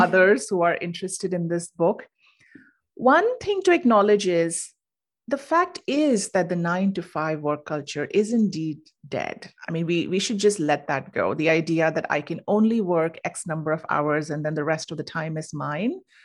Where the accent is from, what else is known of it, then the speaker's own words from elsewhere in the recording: India; moved away as an adult; now in United States; originally I'm from India and I moved to the U S for grad school.